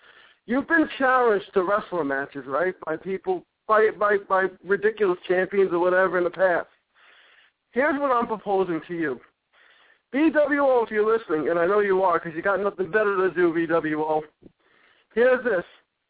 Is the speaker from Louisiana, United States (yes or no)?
no; Long Island, New York, United States; my hometown, New York, Long Island, New York.